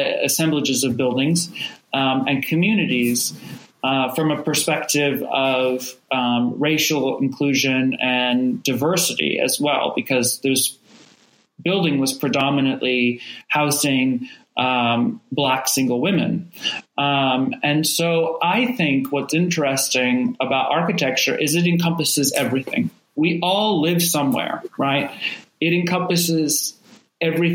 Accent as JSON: {"language": "English", "area": "Rogue Valley", "region": "Oregon", "country": "United States", "tie": "born or raised there", "said": "I grew up in the Rogue Valley"}